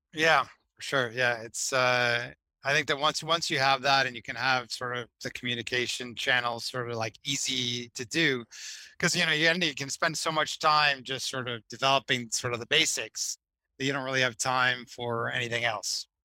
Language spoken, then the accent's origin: English; Boston, Massachusetts, United States; also born or lived in Miami; now in Boston, United States; I'm originally from Boston, but had come back up here after you know 20 years away